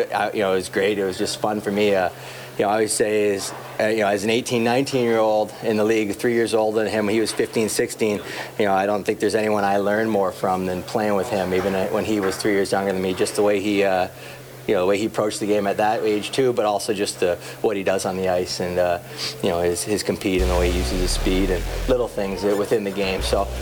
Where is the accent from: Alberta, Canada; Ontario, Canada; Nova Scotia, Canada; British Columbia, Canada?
Ontario, Canada; Toronto; growing up in the Toronto area